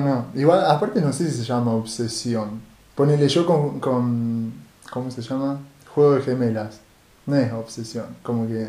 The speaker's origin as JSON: {"language": "Spanish", "town": "Rosario", "region": "Santa Fe", "country": "Argentina", "said": "nosotros que somos de Rosario"}